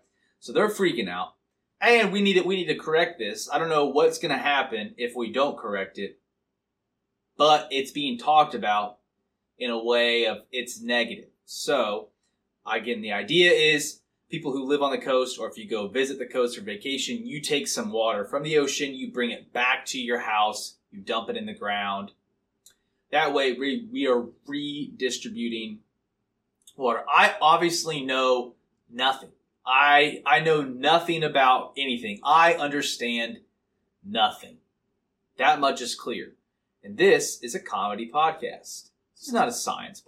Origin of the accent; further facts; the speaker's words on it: Missouri, United States; I am a man from Missouri